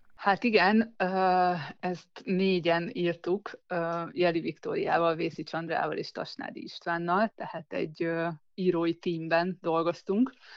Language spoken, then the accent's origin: Hungarian; Szeged, Csongrád-Csanád, Hungary; also born or lived in Zugló, Budapest; now in Budapest, Hungary; nem, nem itt születtem, én Szegedről származom